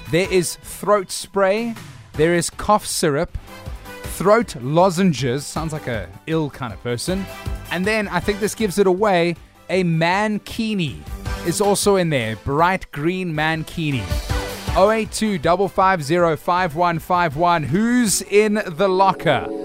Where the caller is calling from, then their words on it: Cape Town, Western Cape, South Africa; I'm listening from Cape Town, guys.